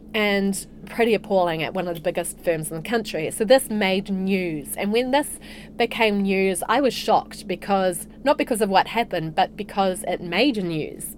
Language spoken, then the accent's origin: English; Hamilton, Waikato, New Zealand; also born or lived in Morrinsville / Dublin, Ireland / Singapore; now in Queenstown, New Zealand; I'm a Waikato girl originally. So I spent the first six years of my life on a dairy farm in Morrinsville. And then my family moved to Waikato and I went to school there.